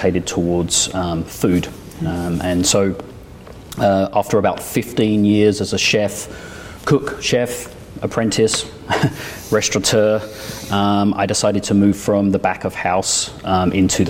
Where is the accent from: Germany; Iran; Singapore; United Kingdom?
United Kingdom; also born or lived in France; now in United States; I was born and raised just outside London.